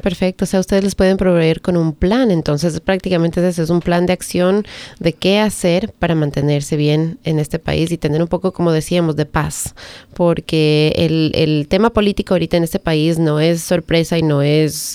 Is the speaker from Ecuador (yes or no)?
yes; Ecuador; now in Howard County, United States; yo soy de Ecuador